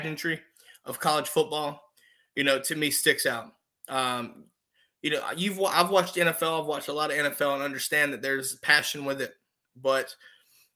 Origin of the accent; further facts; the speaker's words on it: North Carolina, United States; I've obviously been from North Carolina